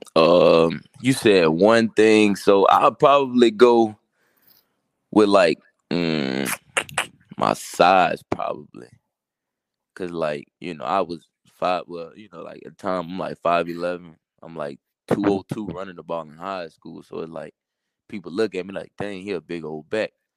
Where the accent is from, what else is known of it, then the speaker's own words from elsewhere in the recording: Baton Rouge, Louisiana, United States; I'm from Baton Rouge